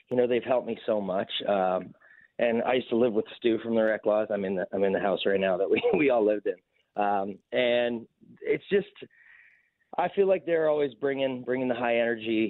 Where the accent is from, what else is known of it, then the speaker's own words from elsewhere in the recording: Waterloo, Ontario, Canada; I'm from Waterloo